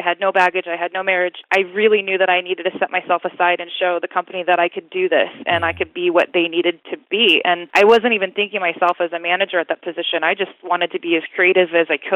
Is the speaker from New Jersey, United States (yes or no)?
no; Southern California, United States; born and raised in SoCal